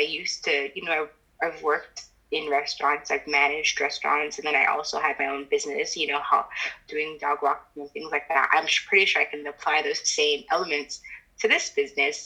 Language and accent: English; Miami, Florida, United States; moved away as an adult; also born or lived in New York; I decided to move down to Miami, which is my hometown